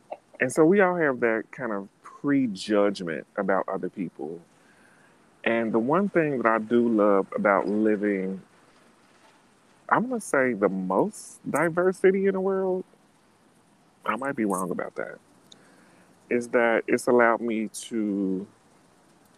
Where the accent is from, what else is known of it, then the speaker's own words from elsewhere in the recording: Cincinnati, Ohio, United States; moved away as an adult; now in New York City, United States; growing up in Cincinnati